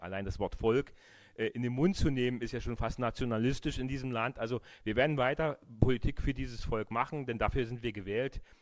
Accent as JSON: {"language": "German", "area": "GDR", "region": "East Germany", "country": "Germany", "tie": "born or raised there", "said": "Ich habe eine wunderbare Kindheit in der DDR, DDR gehabt"}